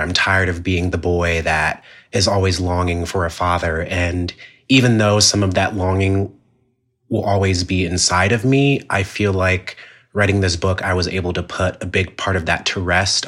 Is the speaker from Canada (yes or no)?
no; Jamaica; it has taught me a lot about being Jamaican